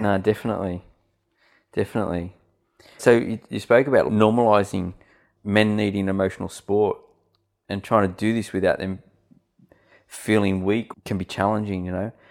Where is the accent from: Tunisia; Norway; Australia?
Australia; Sydney, New South Wales; moved away as an adult; now in Central Coast, Australia; I grew up in Western Sydney, um, and we moved here just on six years ago.